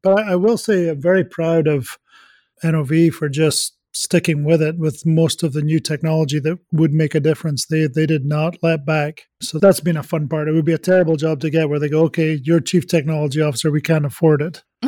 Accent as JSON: {"language": "English", "region": "Scotland", "country": "United Kingdom", "moved": "yes", "said": "I am Scottish"}